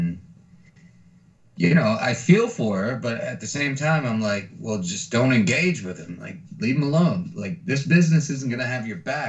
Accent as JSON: {"language": "English", "town": "San Antonio", "region": "Texas", "country": "United States", "tie": "born or raised there", "said": "growing up in San Antonio"}